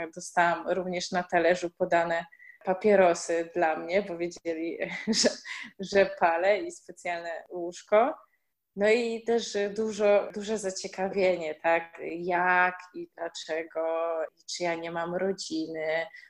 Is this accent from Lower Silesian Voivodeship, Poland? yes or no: yes; Świdnica, Lower Silesian Voivodeship, Poland; moved away; wychowywaliśmy się e, w małym miasteczku w Świdnicy